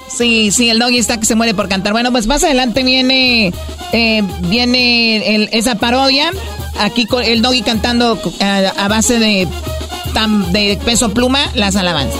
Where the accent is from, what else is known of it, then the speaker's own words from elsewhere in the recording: Michoacán, Mexico; moved away; cuando yo estaba morrillo allá en Michoacán